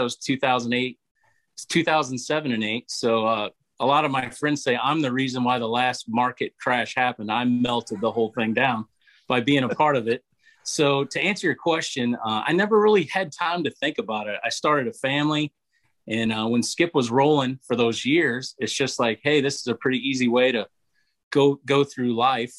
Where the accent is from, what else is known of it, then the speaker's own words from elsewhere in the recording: near Joplin, Missouri, United States; near my hometown, or near the town, near Joplin